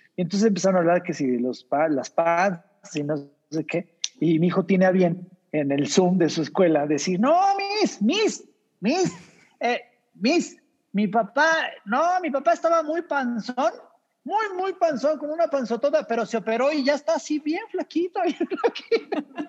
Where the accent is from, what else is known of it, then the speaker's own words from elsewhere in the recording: Mexico; somos mexicanos